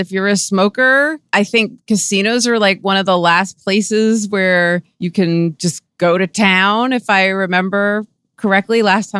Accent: Westchester, New York, United States; now in New York City, United States; been here since 96. So I've seen it all. And I grew up in Westchester. So I was like watched Al Roker and Sue Simmons on Channel 4 News and remember Ed Koch and Dinkins and all of them.

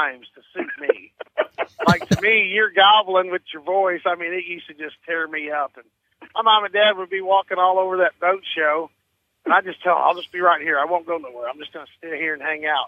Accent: Current River, Carter County, Missouri, United States; also born or lived in St. Louis, Missouri; I was born in St. Louis, Alex. And, of course, my grandpa always lived in Carter County in Van Buren, a little town, Fremont, just outside of Van Buren. And we was raised up on Current River

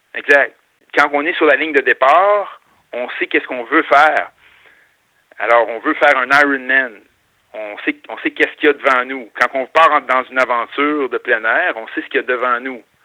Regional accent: north of Montreal, Quebec, Canada; also born or lived in Chicoutimi; je viens du nord, euh, pas loin de Montréal, à Grimby

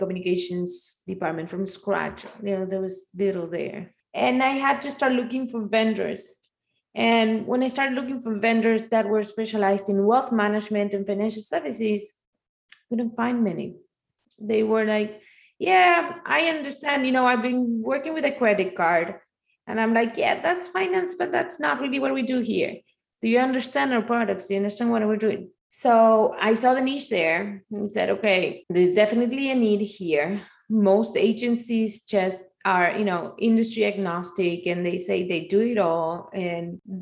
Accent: Argentina; moved away as an adult; also born or lived in Spain; now in Miami, United States; I'm Argentinian. I was born in Argentina

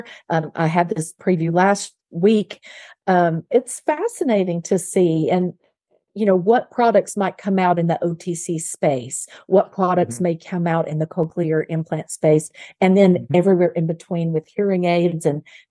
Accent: Little Rock, Arkansas, United States; moved away; I grew up in Little Rock, Arkansas, and while I did not grow up in a wealthy family

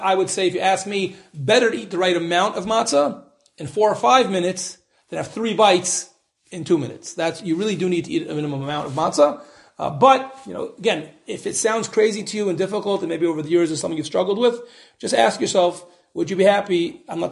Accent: United States; moved away; I'm an American, you know, I'm very American

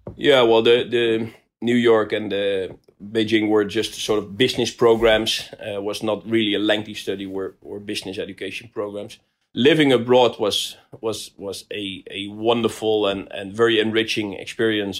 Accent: Rotterdam, South Holland, Netherlands; I come from Rotterdam

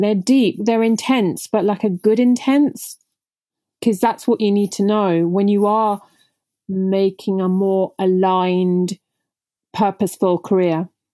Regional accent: United Kingdom; first language Punjabi; English is a second language; I'm Indian origin, so I remember not even speaking English when I was growing up 'cause I was raised by my grandparents at home while my parents the typical immigrants, parents were out working really hard in the U K

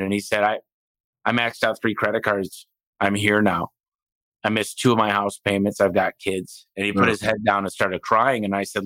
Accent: Detroit, Michigan, United States; moved away; I came from Detroit. I didn't have a lot

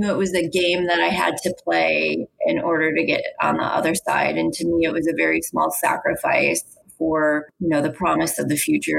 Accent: East Coast, United States; I think growing up on the East Coast and being Irish and Italian, we do a little bit of yelling at one another.

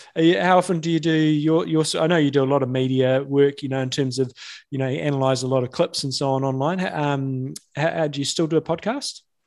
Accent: New Zealand

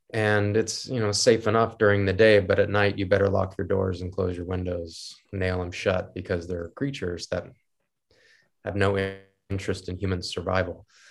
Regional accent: United States; I'm American

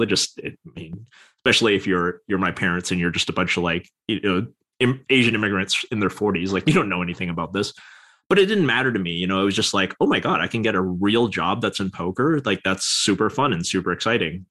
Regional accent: Vancouver, British Columbia, Canada; in Vancouver, British Columbia, Canada

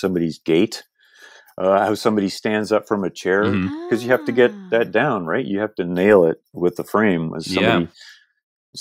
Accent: United Kingdom; also born or lived in Canada; now in Toronto, Canada; I'm also British.

